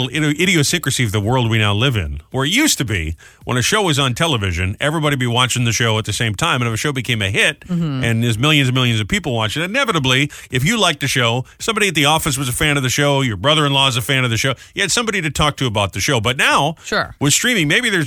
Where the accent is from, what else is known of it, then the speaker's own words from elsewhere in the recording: Providence, Rhode Island, United States; moved away; also born or lived in Detroit; my hometown of Providence